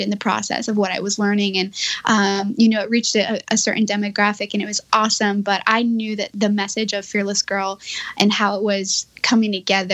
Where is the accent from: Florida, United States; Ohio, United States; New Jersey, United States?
Florida, United States; Miami; moved away as an adult; now in California, United States; I grew up in Miami, Florida, and there's zero surf culture there at all